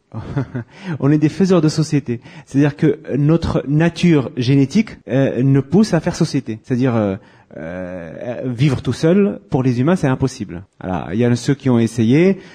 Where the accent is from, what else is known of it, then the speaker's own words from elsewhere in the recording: France; chez nous en France